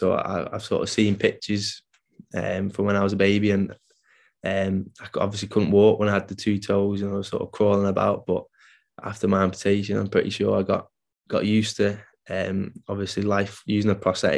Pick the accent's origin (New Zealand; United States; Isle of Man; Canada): Isle of Man; I grew up on the Isle of Man